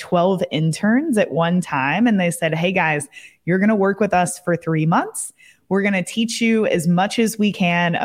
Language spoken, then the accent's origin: English; Kentucky, United States; moved away as an adult; also born or lived in Colorado / Amsterdam; I moved back to my hometown in Kentucky